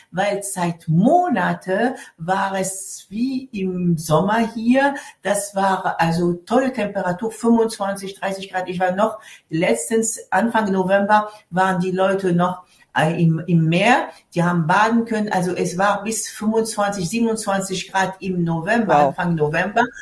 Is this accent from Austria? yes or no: no; Tunis, Tunis Governorate, Tunisia; German is a second language; was es alles gibt in, in meiner Stadt Tunis, wo ich groß geworden bin.